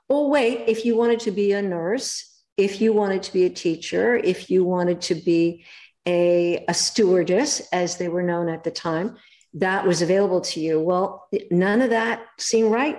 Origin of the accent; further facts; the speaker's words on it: Los Angeles, California, United States; I was born in Hollywood